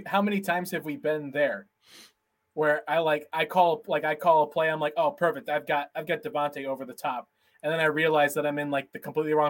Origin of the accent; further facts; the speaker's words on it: near Cincinnati, Ohio, United States; moved away; I grew up near Cincinnati.